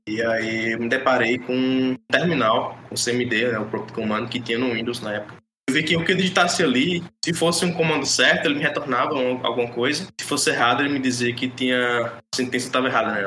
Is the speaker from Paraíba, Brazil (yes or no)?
yes; interior of Paraíba, Brazil; sou daqui da Paraíba, do interior da Paraíba, moro em Cajazeiras.